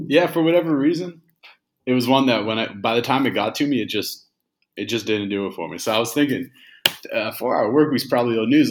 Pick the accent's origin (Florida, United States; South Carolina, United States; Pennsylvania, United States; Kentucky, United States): Pennsylvania, United States; Indiana; moved away as an adult; also born or lived in Texas / Mexico City, Mexico; now in Buenos Aires, Argentina; I grew up in an old coal mining town called Indiana